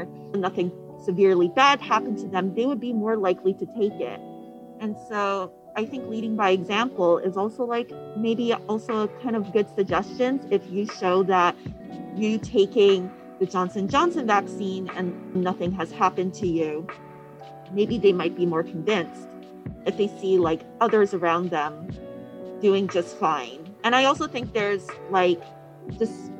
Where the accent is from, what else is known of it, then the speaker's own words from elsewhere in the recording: Canada; moved away; I'm from Canada